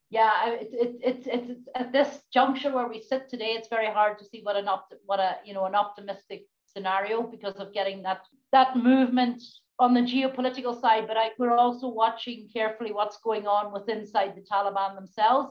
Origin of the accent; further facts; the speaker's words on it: Donegal, Ulster, Ireland; as a, youngster growing up in Donegal